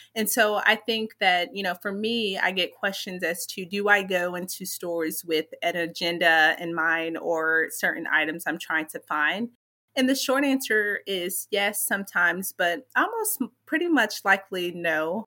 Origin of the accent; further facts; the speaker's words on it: Lexington, Kentucky, United States; moved away; I was born and raised in Lexington, Kentucky